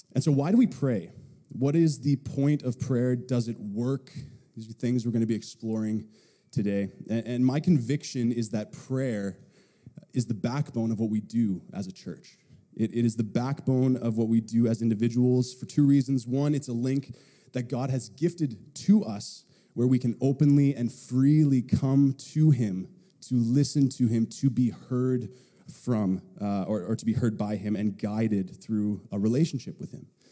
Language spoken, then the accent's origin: English; Powell River, British Columbia, Canada; I grew up in Powell River